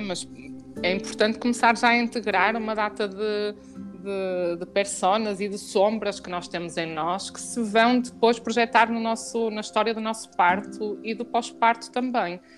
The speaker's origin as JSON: {"language": "Portuguese", "town": "Porto", "region": "Norte", "country": "Portugal", "said": "nós somos do Porto"}